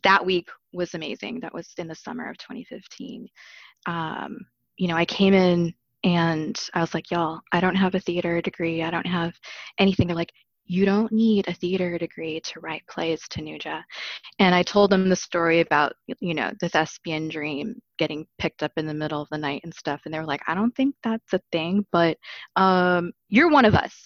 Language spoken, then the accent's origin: English; Arizona, United States; now in Chicago, United States; I grew up in Arizona